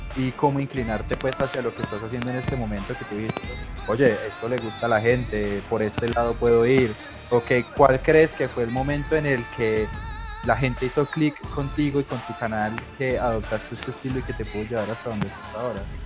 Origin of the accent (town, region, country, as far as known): Colombia